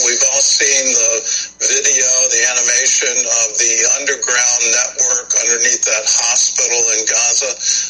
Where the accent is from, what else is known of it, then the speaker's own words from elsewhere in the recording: United States; As an American